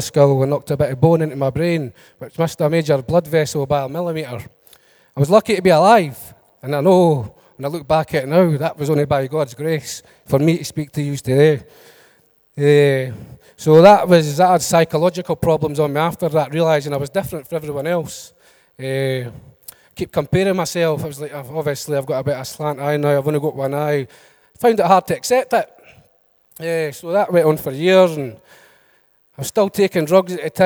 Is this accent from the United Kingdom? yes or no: yes; Edinburgh, Scotland, United Kingdom; I come from Leith in Edinburgh.